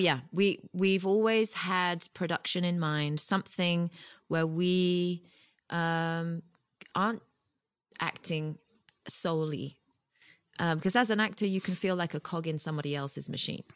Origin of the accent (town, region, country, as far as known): United Kingdom; moved away as an adult; now in Los Angeles, United States